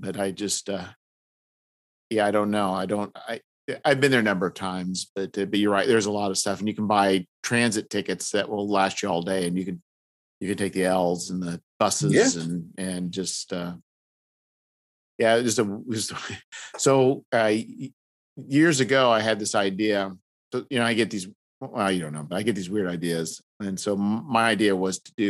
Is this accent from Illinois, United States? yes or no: yes; about 2.5 hours south-west of Chicago, Illinois, United States; about 2.5 hours south of, like, south and west, but of Chicago